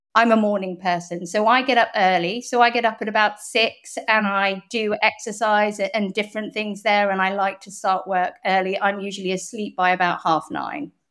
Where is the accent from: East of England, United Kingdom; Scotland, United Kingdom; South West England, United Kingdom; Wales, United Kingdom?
South West England, United Kingdom; Bath; accent: very English; also born or lived in Hong Kong / Canada / London / Toronto; I lived in Hong Kong till I was eight as well, and then I moved to Bath when I was about, maybe ten